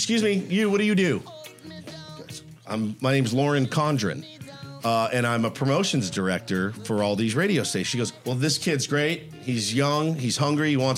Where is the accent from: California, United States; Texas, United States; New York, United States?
Texas, United States; moved away as an adult; now in San Diego, United States; So I'm from Texas originally